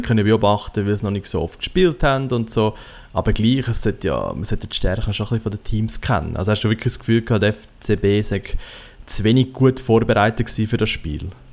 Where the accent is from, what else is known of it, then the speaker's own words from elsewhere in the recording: Central Switzerland, Switzerland; Ich komme aus Zentralschweiz.